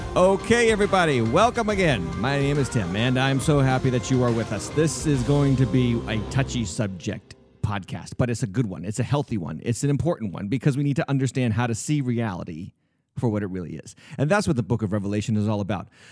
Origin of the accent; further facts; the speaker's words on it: New England, United States; I was raised in the New England area.